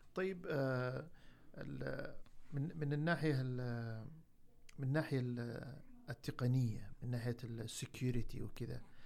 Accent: Saudi Arabia; عندنا في السعوديه

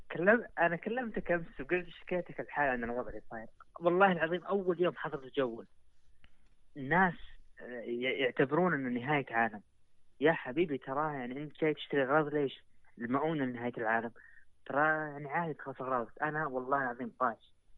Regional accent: Saudi Arabia; عندنا في السعودية

